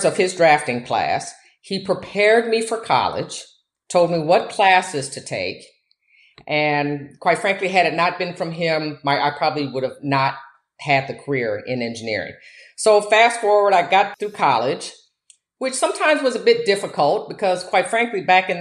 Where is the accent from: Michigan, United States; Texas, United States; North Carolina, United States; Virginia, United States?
Michigan, United States; moved away as an adult; also born or lived in Louisiana / Nigeria / Angola / Papua New Guinea; I grew up in Michigan